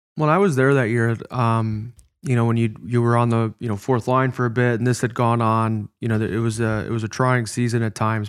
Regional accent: Chicago, Illinois, United States; moved away; my first N H L game was in my hometown. It was in Chicago

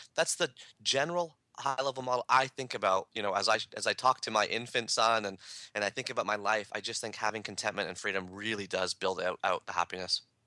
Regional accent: Canada; I'm a Canadian

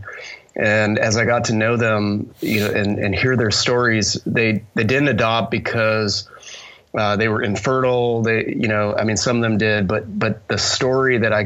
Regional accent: Canada; moved away as an adult; also born or lived in Minneapolis, Minnesota; now in Austin, United States; born in Canada, raised in Canada through college

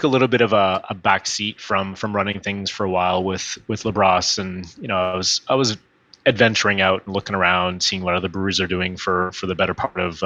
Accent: Northern Alberta, Canada; moved away; I'm from Northern Alberta

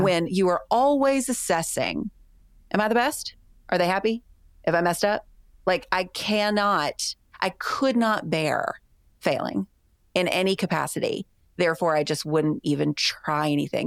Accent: the South, United States; I grew up in the Christian church in the South.

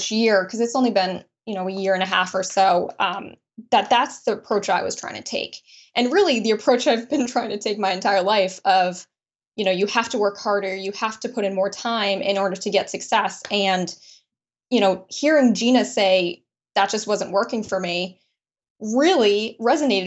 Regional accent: Brunswick, Maine, United States; I grew up in Brunswick, Maine, and to a small family

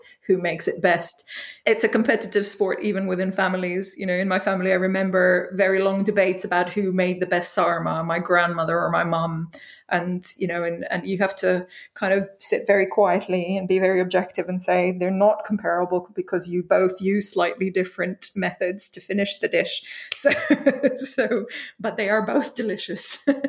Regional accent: Kuwait; also born or lived in Skopje, North Macedonia; I was born in Yugoslavia, in Skopje, the capital of North Macedonia, as it now is, but grew up in Kuwait. We moved there in the late 80s for my mother's work.

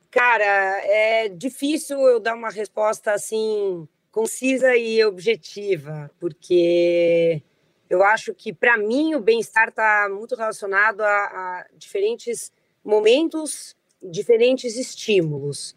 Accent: São Paulo, Brazil; also born or lived in New York; E eu nasci em São Paulo e morei em São Paulo quase a minha vida toda, à exceção de um período em que eu me mudei com a minha família para Nova York, onde nós moramos por cinco anos.

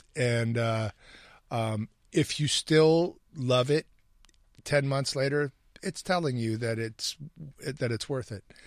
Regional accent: Hamilton, Ohio, United States; when I was a kid growing up in Hamilton, Ohio

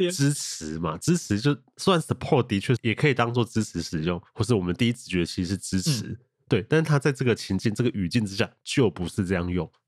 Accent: Taiwan; 身为台湾人

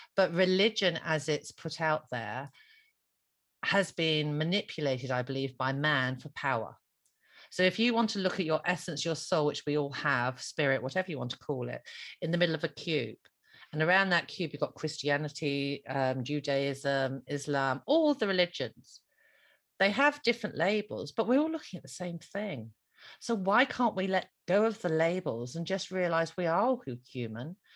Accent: Ireland; me being Irish Catholic

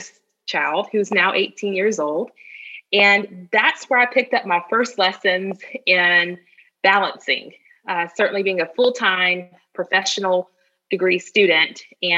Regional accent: Augusta, Georgia, United States; I am a Georgia native. I grew up right outside of Augusta, Georgia

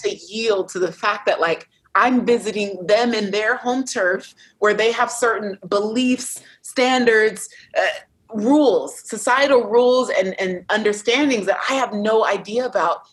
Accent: United States; I'm American tourist

